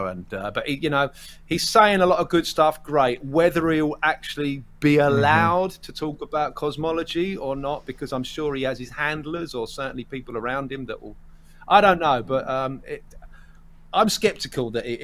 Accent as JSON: {"language": "English", "area": "Essex", "region": "East of England", "country": "United Kingdom", "said": "I'm from about 20 miles northeast of London, which is a place called Essex. I'm an Essex boy through and through"}